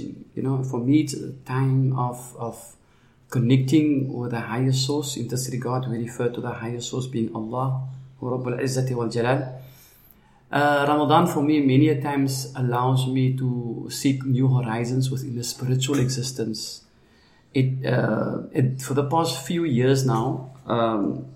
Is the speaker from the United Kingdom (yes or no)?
no; Cape Town, Western Cape, South Africa; I grew up in a place called Sherwood Park, which is like next to Manenberg.